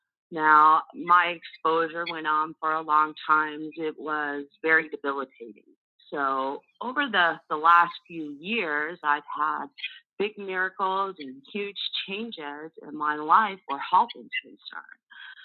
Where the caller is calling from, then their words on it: Arizona, United States; I'm calling from Arizona.